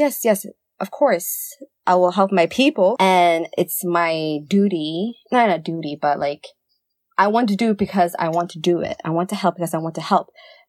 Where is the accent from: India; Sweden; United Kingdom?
Sweden; I was born and raised here in Sweden. I was not born and raised in Somalia. I visited Somalia.